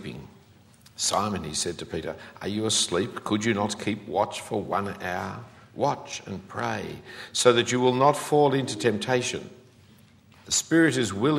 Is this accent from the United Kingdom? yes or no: no; Australia; As an Australian